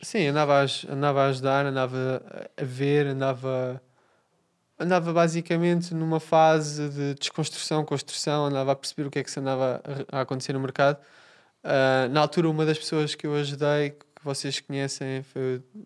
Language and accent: Portuguese; Portugal; eu, eu sou português